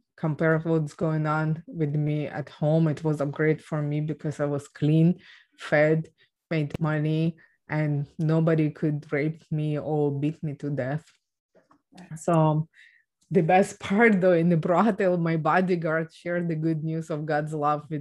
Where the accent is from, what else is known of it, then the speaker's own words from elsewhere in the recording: Ukraine; English is a second language; moved away; I was born and raised in Ukraine